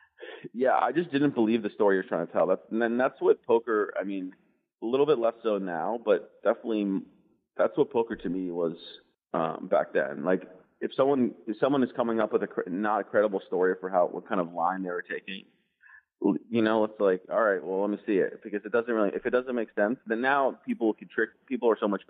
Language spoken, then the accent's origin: English; United States; I'm an American kid who flew here from London.